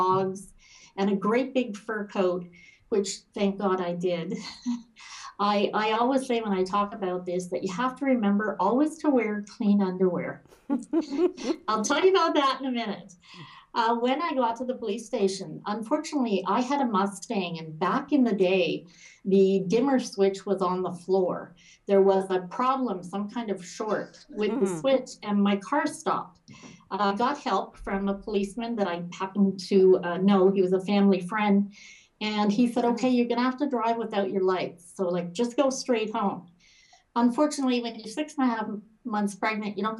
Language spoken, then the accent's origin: English; Toronto, Ontario, Canada; also born or lived in Edinburgh, Scotland; now in Ottawa, Canada; I grew up in Toronto and then came back to Ottawa. And this is where I've lived my adult life